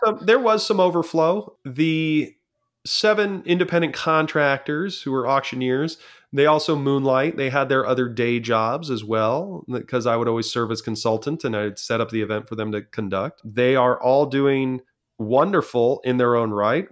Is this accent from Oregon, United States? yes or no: no; San Clemente, California, United States; California is my home. I grew up in the San Clemente, class of two thousand, San Clemente Tritons